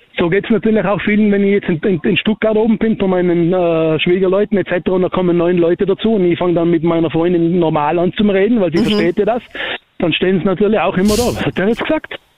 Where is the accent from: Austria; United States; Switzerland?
Austria; Tyrol; ich bin ein Urtiroler